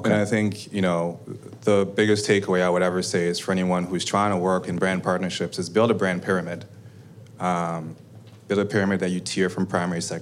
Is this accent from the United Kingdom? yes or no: no; Canada; We're Canadian, we're all proud of being Canadian, and we were Canadian.